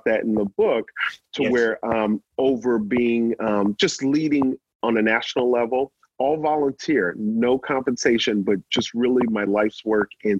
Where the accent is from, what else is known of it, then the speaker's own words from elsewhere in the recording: New Orleans, Louisiana, United States; I grew up in New Orleans